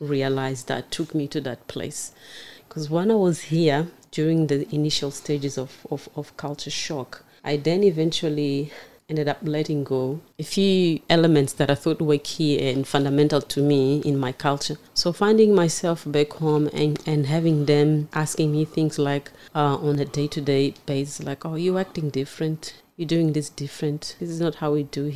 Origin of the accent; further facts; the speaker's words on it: Mozambique; now in Newcastle, Australia; I was born in Mozambique